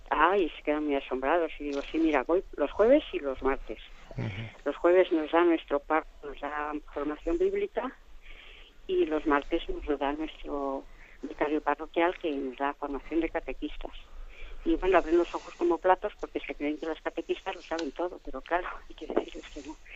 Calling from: Logroño, La Rioja, Spain; soy de Logroño.

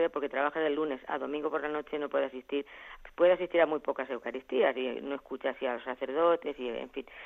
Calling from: Albacete, Castilla-La Mancha, Spain; de Albacete.

